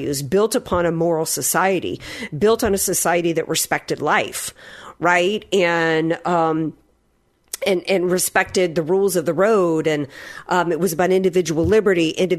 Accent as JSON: {"language": "English", "region": "the South", "country": "United States", "tie": "born or raised there", "said": "growing up in the South"}